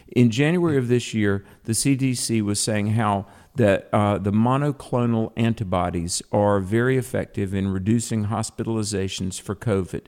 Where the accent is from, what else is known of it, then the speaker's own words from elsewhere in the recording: the South, United States; as a Christian and as a Southerner, um, I mean, I grew up in a culture where we at least respect our elders